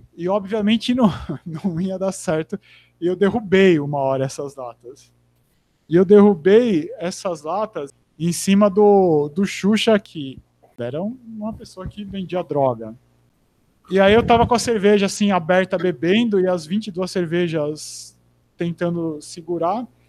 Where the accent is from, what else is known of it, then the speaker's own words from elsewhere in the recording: Americana, São Paulo, Brazil; moved away as an adult; eu nasci e morei em Americana até 20, 20 ou 22